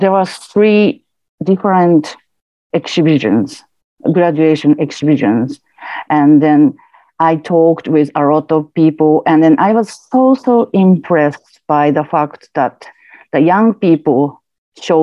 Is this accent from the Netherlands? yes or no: no; Japan; now in United Kingdom; I was born and bred in Japan. And then I moved to the UK